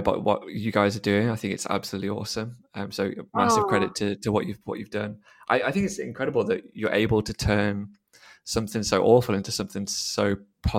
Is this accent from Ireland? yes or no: no; Telford, West Midlands, United Kingdom; moved away as an adult; also born or lived in Sydney, Australia / Melbourne, Australia; now in London, United Kingdom; I'm originally from Telford in Shropshire, but I've recently moved to London